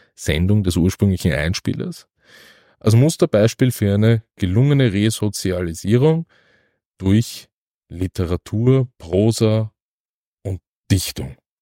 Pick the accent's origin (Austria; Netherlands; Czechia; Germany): Austria; Vienna; aufgrund meiner Sozialisierung als Wiener